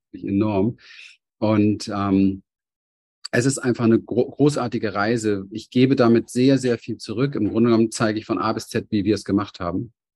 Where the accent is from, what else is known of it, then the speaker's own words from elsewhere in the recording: Berlin, Germany; ich bin als kleines Kind in Berlin aufgewachsen, Hinterhofskind, arme Verhältnisse